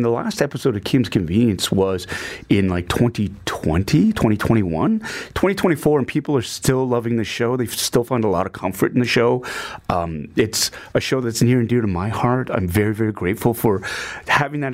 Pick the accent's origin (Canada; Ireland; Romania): Canada; I am of Asian heritage, of Asian descent, but I'm Canadian through and through as well